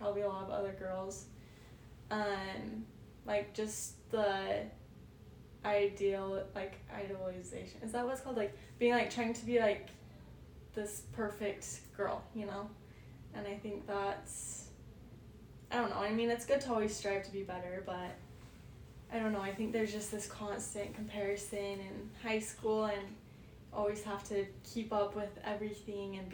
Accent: Payson, United States; moved away; we grew up like in Payson. It was like the cutest little community

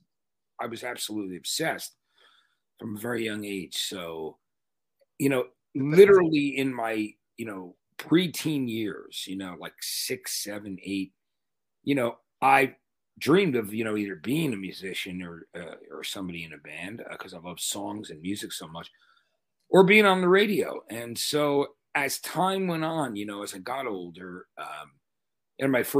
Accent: East Brunswick, New Jersey, United States; also born or lived in Donellan; when we moved to the town that I ended up growing up in East Brunswick, New Jersey

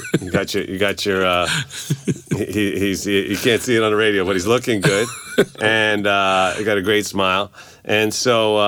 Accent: New York City, New York, United States; as a New Yorker

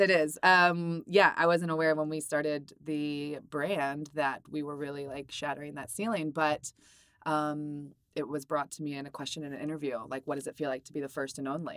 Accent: Maryland, United States; I'm from Maryland

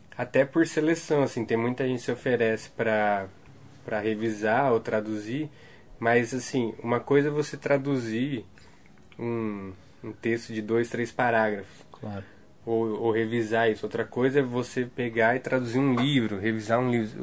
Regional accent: Guarulhos, São Paulo, Brazil; Eu, eu sou natural de Guarulhos, São Paulo.

